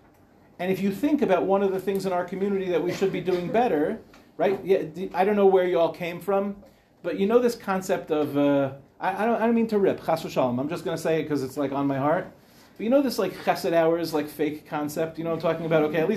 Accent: Beit Shemesh, Jerusalem District, Israel; I'm from Ramat Beit Shemesh

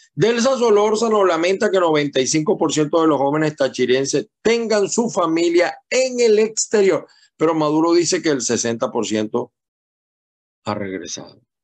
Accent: Venezuela; now in United States; Somos latinoamericanos, somos venezolanos fundamentalmente

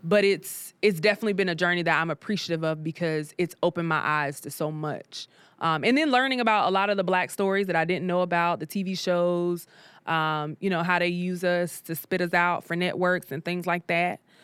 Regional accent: South Carolina, United States; moved away as an adult; now in Atlanta, United States; I'm from South Carolina.

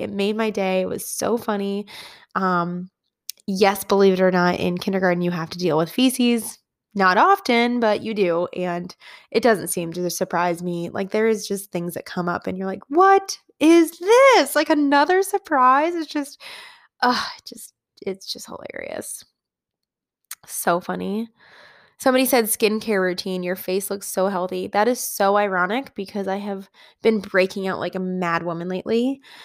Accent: Midwest, United States; moved away as an adult; I grew up in the Midwest, and then I moved to the West.

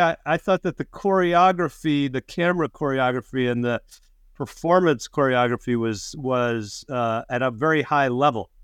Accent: Chicago, Illinois, United States; I'm from Chicago

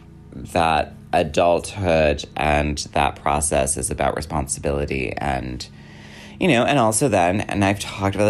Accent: Wisconsin, United States; I grew up in Wisconsin.

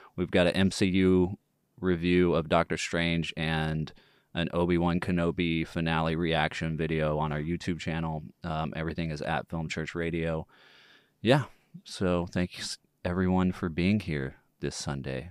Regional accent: Longview, Texas, United States; my hometown of Longview, Texas.

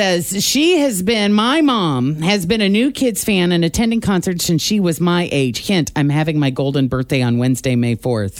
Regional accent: Illinois, United States; moved away; I was from Illinois

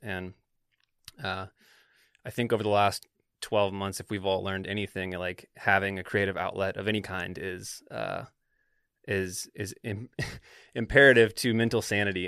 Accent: the South, United States; moved away; growing up in the South

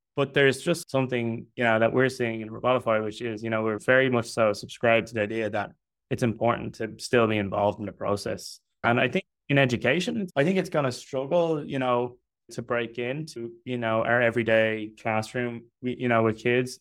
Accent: Dublin, Leinster, Ireland; I'm from Dublin in Ireland

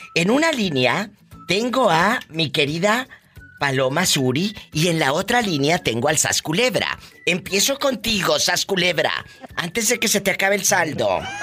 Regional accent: Matamoros, Tamaulipas, Mexico; moved away; Cuando empecé en la radio, chicos, en Matamoros, Tamaulipas, mi tierra

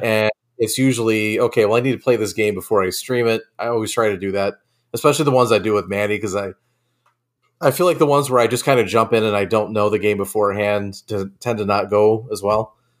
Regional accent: Nantucket, Massachusetts, United States; moved away; I grew up on Nantucket, uh, in Massachusetts

